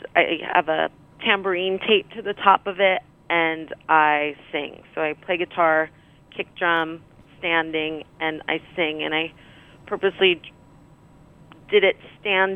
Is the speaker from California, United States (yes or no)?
no; Rutherford, New Jersey, United States; I grew up in New Jersey